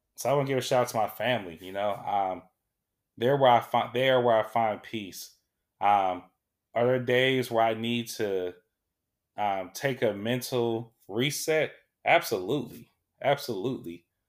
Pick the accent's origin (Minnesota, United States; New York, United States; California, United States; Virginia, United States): California, United States; Sacramento; I was born here in Sacramento